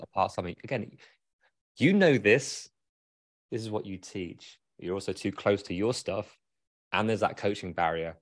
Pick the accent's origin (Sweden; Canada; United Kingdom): United Kingdom; now in Grand Rapids, United States; as a Brit